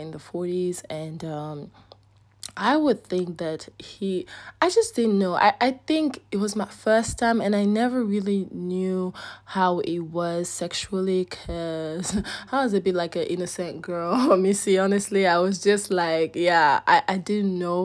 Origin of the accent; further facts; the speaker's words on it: Nigeria; accent: Nigerian; I'm having my Nigerian accent